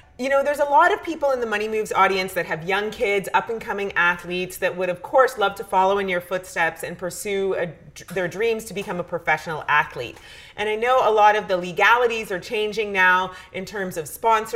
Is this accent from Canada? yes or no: yes; Canada; As a Canadian